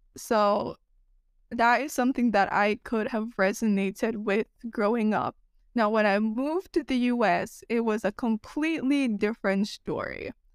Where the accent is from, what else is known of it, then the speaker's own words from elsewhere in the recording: Jamaica; now in United States; growing up in Jamaica